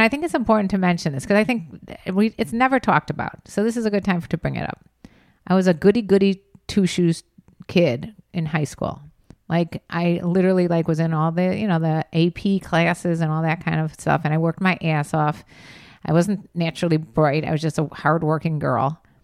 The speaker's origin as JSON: {"language": "English", "town": "Chicago", "region": "Illinois", "country": "United States", "said": "I'm from Chicago area"}